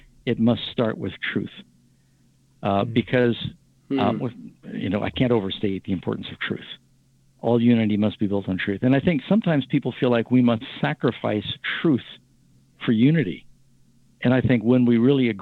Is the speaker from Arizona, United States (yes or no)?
no; New York City, New York, United States; moved away; I grew up in New York City going to public school.